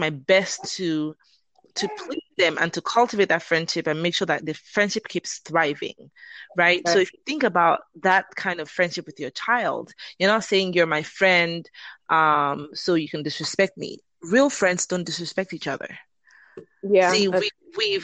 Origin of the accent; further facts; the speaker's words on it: Lagos, Nigeria; moved away as an adult; now in Atlanta, United States; I am originally from Nigeria. I grew up, born and raised in Lagos, Nigeria, and I've been in America for about 19 years now.